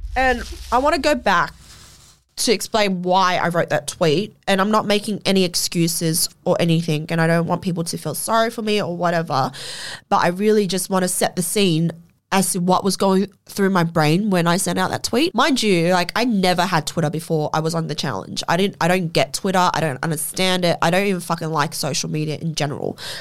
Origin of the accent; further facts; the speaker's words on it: Australia; as an Australian citizen, not being able to come home into her own fucking country